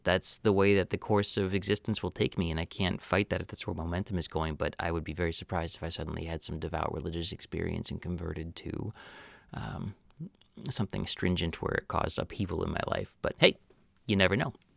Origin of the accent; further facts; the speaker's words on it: Wisconsin, United States; growing up in Wisconsin, where I didn't want to be in the small town